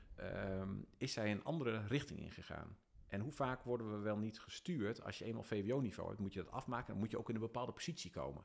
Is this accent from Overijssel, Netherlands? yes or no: yes; Dalfsen, Overijssel, Netherlands; also born or lived in Emmen; ik kom uit Dalsen